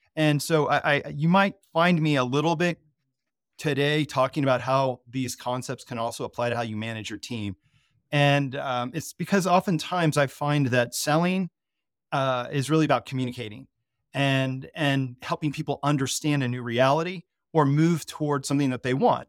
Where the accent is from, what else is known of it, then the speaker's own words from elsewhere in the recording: Colorado, United States; I'm, I'm from Colorado